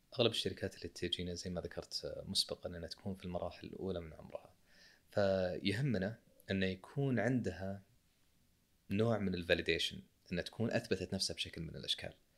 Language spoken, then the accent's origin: Arabic; Saudi Arabia; عندنا في السعوديه شركه اسمها كيورا